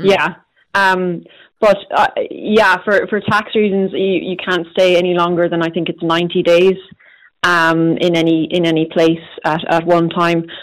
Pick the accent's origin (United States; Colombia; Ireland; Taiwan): Ireland; Galway, Connacht; I'm from Galway